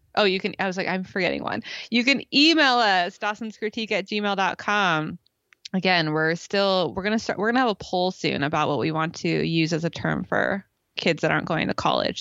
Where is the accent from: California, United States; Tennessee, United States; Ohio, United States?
California, United States; growing up in California